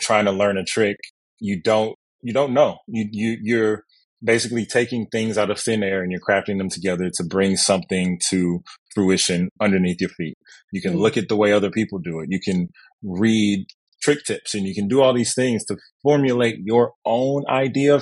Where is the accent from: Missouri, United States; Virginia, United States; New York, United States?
Missouri, United States; Kansas City; moved away as an adult; now in Los Angeles, United States; as a kid growing up in Kansas City